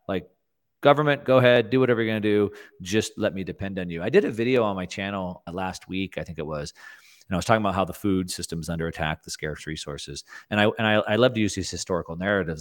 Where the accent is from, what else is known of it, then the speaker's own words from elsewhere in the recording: South Texas, United States; I grew up in South Texas